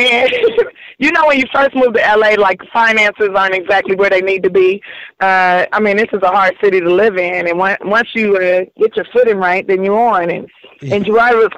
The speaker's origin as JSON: {"language": "English", "town": "Los Angeles", "region": "California", "country": "United States", "tie": "born or raised there", "said": "I grew up here in South Central Los Angeles"}